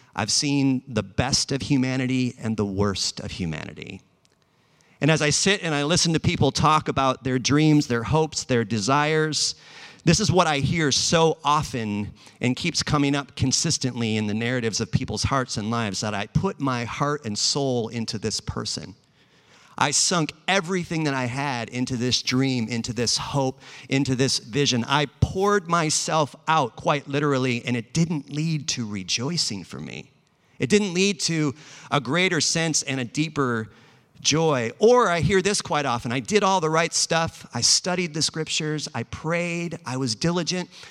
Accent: Los Angeles, California, United States; also born or lived in Bay Area; I'm actually from Los Angeles

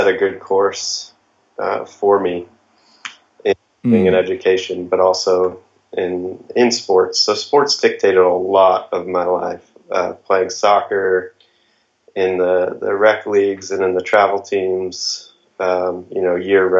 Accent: Farmington, Connecticut, United States; also born or lived in Midland, Texas / Colorado; I was actually born in Texas and lived in West Texas, Midland, actually, until I was five, and then we moved to Connecticut at about that time, and I grew up in Farmington, actually in Unionville.

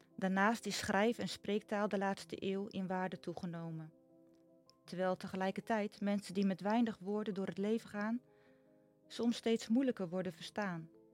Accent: Nijkerk, Gelderland, Netherlands; born or raised there; now in Noord-Veluwe, Netherlands

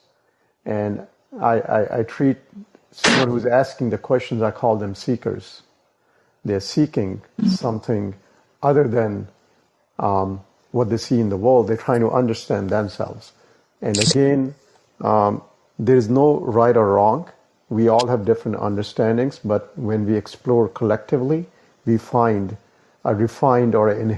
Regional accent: India; I was born in India, in that country

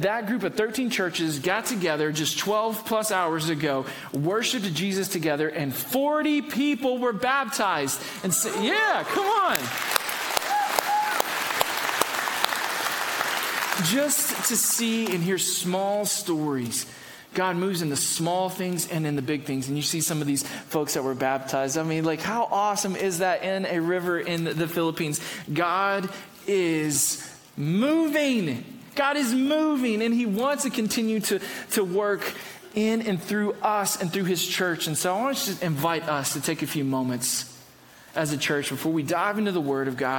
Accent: the South, United States; moved away; me as a Southerner

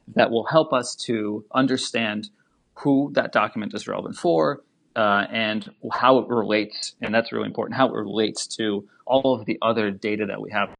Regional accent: Saint Petersburg, Russia; also born or lived in United States; now in Washington, D.C., United States; originally, I, I was born in Saint Petersburg in Russia, and then we immigrated over to the U S

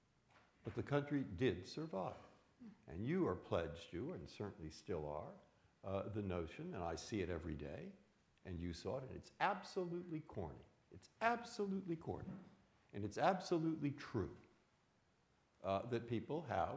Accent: San Francisco, California, United States; moved away as an adult; also born or lived in Boston; I was born in San Francisco. I grew up in the 1950s

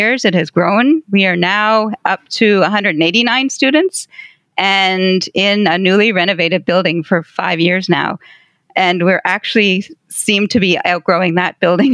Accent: Prince Edward Island, Canada; also born or lived in Windsor, Ontario; I was born on Prince Edward Island, so I am an Islander

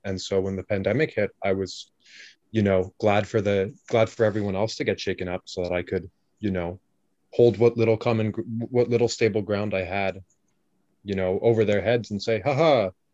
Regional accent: Canada; I am Canadian

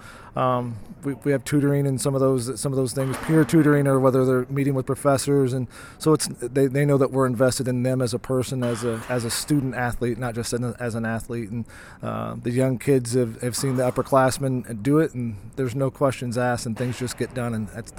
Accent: Decatur, United States; I came here in 1993 from Decatur, assuming I was going to be a businessman and I was going to wear a suit and a tie, and that quickly changed.

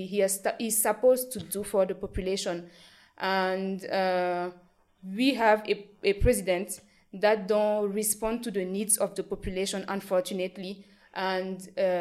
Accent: Burkina Faso; I grew up in Burkina Faso knowing just one president.

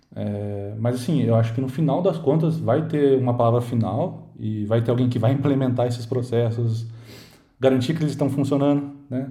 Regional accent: Campinas, São Paulo, Brazil; sou de Campinas

